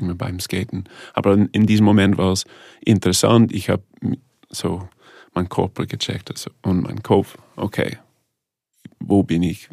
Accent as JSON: {"language": "German", "region": "Ontario", "country": "Canada", "tie": "born or raised there", "also_born_or_lived": "Toronto", "second_language": "German", "moved": "yes", "said": "Ich bin von einem kleinen Dorf aufgewachsen in Kanada, Ontario"}